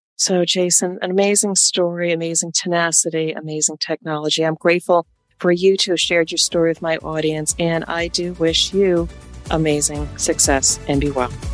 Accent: United States; also born or lived in New York; I'm from Jersey and New York

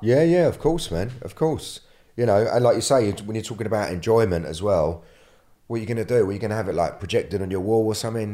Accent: London, United Kingdom; I'm from London

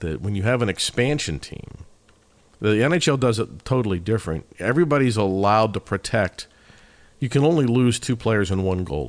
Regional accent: Pittsburgh, Pennsylvania, United States; I'm from Pittsburgh.

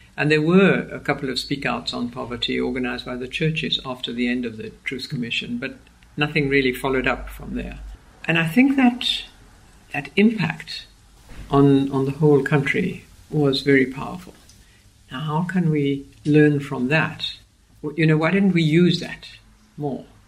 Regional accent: Argentina; now in Cape Town, South Africa; I was born in Argentina

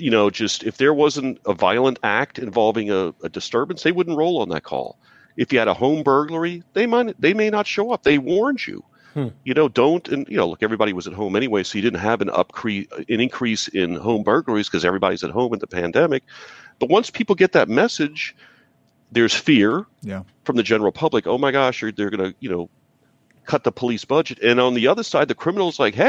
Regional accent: New Orleans, Louisiana, United States; now in Atlanta, United States; I'm from New Orleans

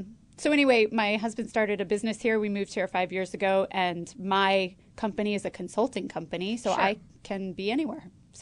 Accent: Connecticut, United States; moved away; also born or lived in Brooklyn, New York; I grew up in Connecticut

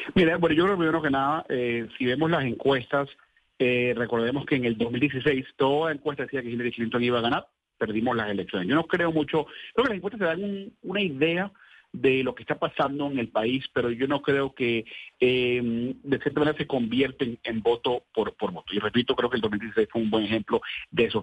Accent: Venezuela; now in United States; yo soy venezolano

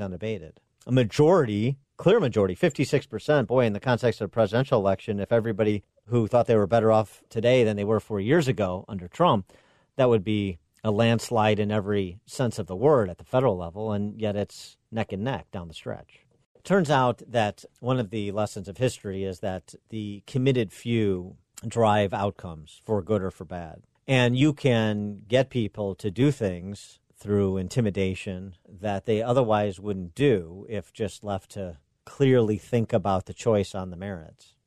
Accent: Illinois, United States; my home state that I know well

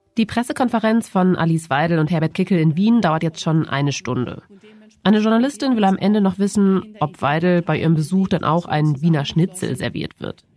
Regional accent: Germany; bei uns in Deutschland

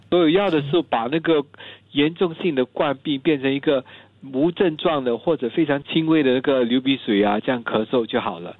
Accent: Singapore; 我们新加坡人

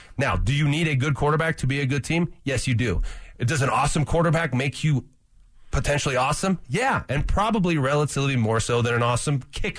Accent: California, United States; I'm from California.

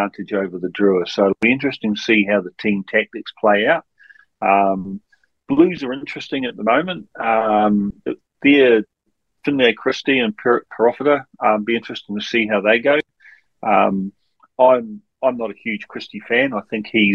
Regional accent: Wellington, New Zealand; I grew up in Wellington

